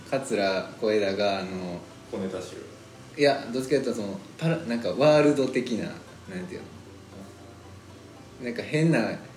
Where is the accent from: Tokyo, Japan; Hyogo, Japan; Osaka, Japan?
Hyogo, Japan; Amagasaki; 尼崎で育った2人